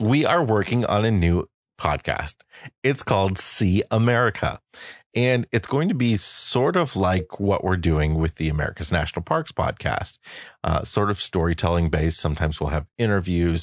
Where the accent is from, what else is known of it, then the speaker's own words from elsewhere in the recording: United States; moved away; we come to you from the Quad Cities, as it's affectionately called, my hometown area.